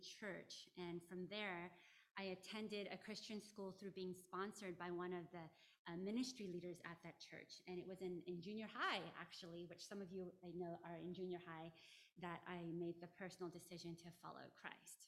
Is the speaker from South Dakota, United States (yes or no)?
no; Bay Area, California, United States; also born or lived in Philippines (Luzon); having the experience of being born in the Philippines and growing up in the Bay Area